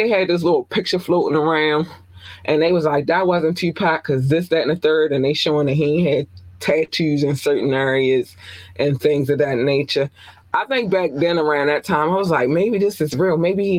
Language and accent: English; Baltimore, Maryland, United States; But I'm from Baltimore. Everybody loved … in Baltimore.